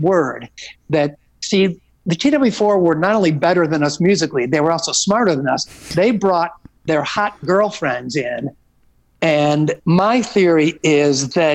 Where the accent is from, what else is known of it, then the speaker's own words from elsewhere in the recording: Hometown, Illinois, United States; moved away; growing up in the Oak Lawn Hometown area